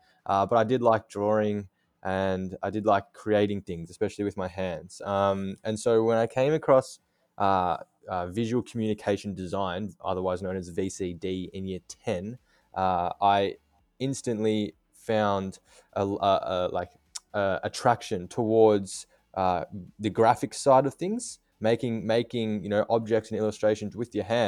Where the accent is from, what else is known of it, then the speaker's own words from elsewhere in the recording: Australia; I'm based in Melbourne. I'm 21 years of age. And yeah, born and raised in Australia.